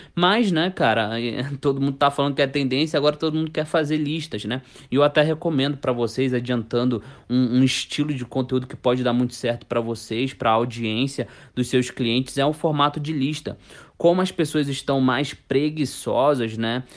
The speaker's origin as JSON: {"language": "Portuguese", "region": "Rio de Janeiro", "country": "Brazil", "said": "eu sou carioca"}